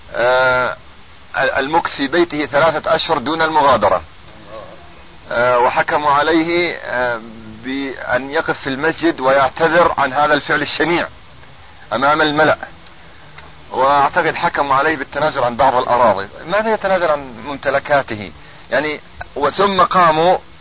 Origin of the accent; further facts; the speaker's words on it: Ramallah district, Ramallah and al-Bireh Governorate, Palestine; نحن من قضاء رام الله